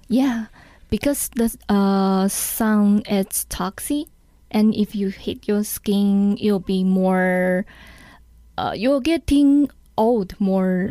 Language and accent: English; Taiwan; English is a second language; I learned English from elementary school. Mm, you know, every Taiwanese have to learn English mm. from the elementary school